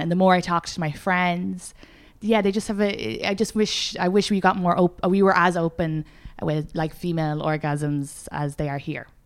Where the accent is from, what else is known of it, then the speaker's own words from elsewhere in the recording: Ireland; moved away; I'm Irish